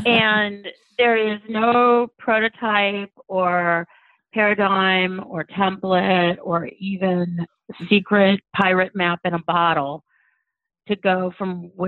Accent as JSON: {"language": "English", "town": "Cleveland", "region": "Ohio", "country": "United States", "tie": "born or raised there", "said": "I grew up in Cleveland, Ohio, playing competitive golf."}